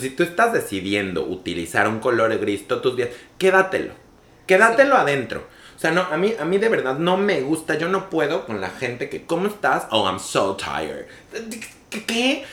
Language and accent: Spanish; Mexico; yo soy un muchachillo mexicano, latino